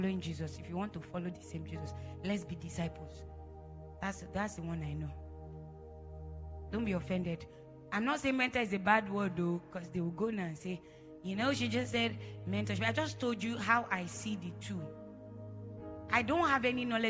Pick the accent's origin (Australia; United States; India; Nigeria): Nigeria; Edo; I'm from Edo State. Just in case you know, we speak Pidgin like there's no tomorrow. In my house, we don't speak English